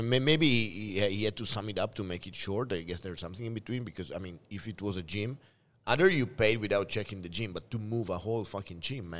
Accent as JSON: {"language": "English", "region": "northeast Italy", "country": "Italy", "also_born_or_lived": "Netherlands", "moved": "as an adult", "lives_now": "Shenzhen, China", "said": "Dongbei of Italy, I told you. I'm from Dongbei of Italy."}